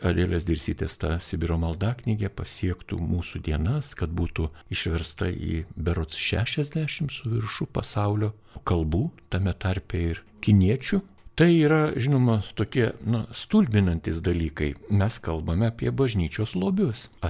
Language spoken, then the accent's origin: Lithuanian; Lithuania; mes lietuviai esam tam tikro charakterio žmonės